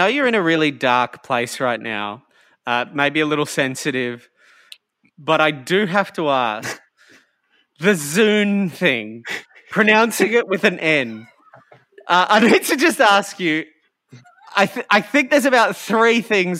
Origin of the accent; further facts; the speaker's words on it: Toyota City, Aichi, Japan; you know I grew up in Toyota City with a father that worked for Toyota?